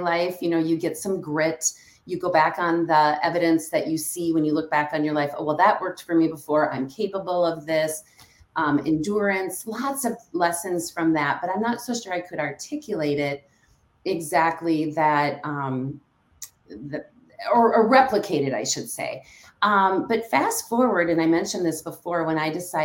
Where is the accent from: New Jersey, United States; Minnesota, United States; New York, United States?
Minnesota, United States; Stillwater; moved away as an adult; now in Hudson, United States; I grew up in Stillwater, Minnesota